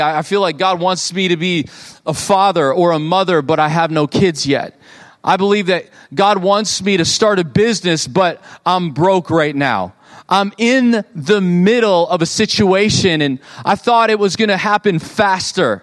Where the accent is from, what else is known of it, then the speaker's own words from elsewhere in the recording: Fenton, United States; moved away; also born or lived in Oklahoma; I grew up in Fenton and now we're, you know, in Oklahoma